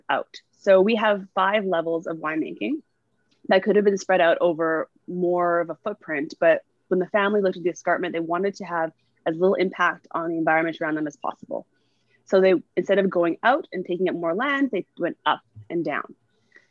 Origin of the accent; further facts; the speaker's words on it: Northern Ontario, Canada; now in Niagara, Canada; I'm from Northern Ontario